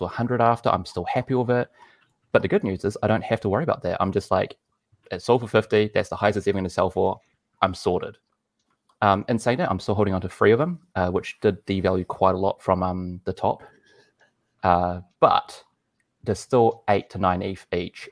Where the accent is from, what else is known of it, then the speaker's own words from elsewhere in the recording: New Zealand; I'm from New Zealand